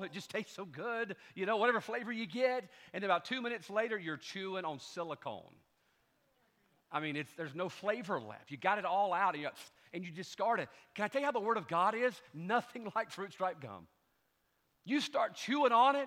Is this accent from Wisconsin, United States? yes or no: no; Pascagoula, Mississippi, United States; I was a teenager from Pascagoula, Mississippi.